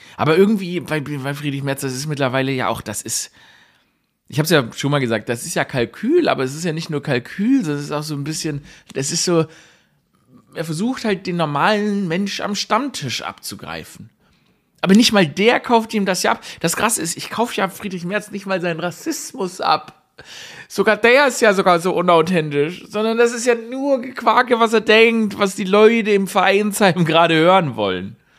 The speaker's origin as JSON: {"language": "German", "country": "Germany", "tie": "born or raised there", "said": "wenn man aufgewachsen ist in Deutschland in dieser Zeit, wie ich"}